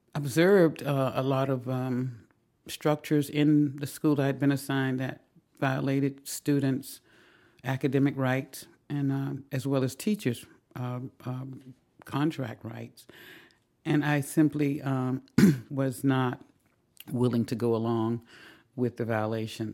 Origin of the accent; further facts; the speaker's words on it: the South, United States; moved away; also born or lived in Washington, D.C.; growing up in the South in a segregated school system